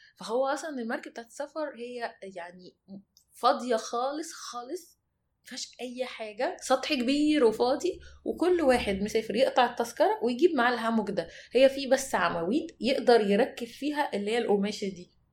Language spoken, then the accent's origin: Arabic; Egypt; احنا مصريين